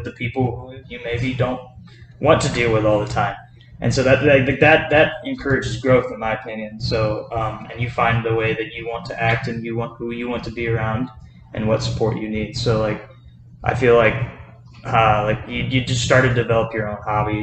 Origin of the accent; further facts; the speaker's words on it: Carbondale, Illinois, United States; right here in my hometown